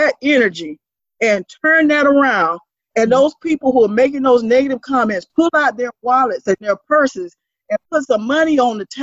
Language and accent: English; Quincy, Florida, United States; now in Tallahassee, United States; I grew up in Quincy, went to Florida A&M